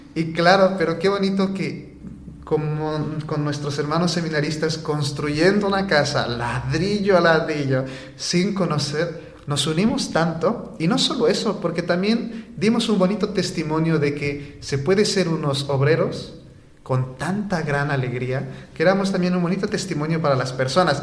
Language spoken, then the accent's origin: Spanish; Bolivia; moved away as an adult; now in Valencia, Spain; nosotros como comunidad, la mayoría somos bolivianos